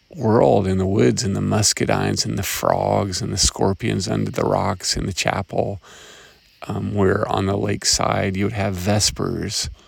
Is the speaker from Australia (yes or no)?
no; Chattanooga, Tennessee, United States; my hometown of Chattanooga, Tennessee